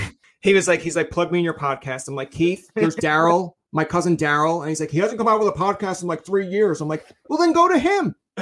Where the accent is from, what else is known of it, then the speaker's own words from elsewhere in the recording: Newfoundland and Labrador, Canada; moved away as an adult; now in Ottawa, Canada; I'm a Newfoundlander.